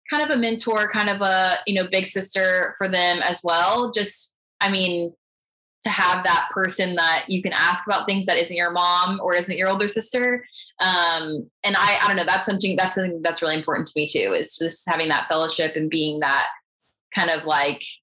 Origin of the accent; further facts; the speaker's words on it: Houston, Texas, United States; born there; also born or lived in San Antonio; Um, and I was born in Houston, and when I went to, I guess, no, when I was in college, we moved around a lot.